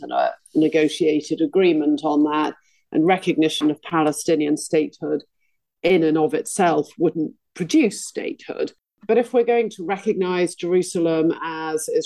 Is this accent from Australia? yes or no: no; United Kingdom; I want to be proud of being British